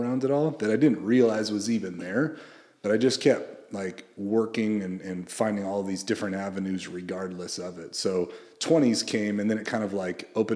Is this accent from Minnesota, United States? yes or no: no; Central Coast of California, United States; when I was a kid, I grew up on the Central Coast of California, and I was raised primarily by my mom